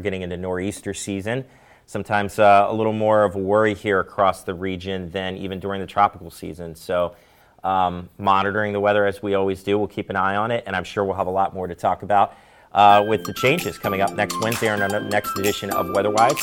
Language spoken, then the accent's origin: English; Maryland, United States; moved away; also born or lived in Ohio; I'm from Maryland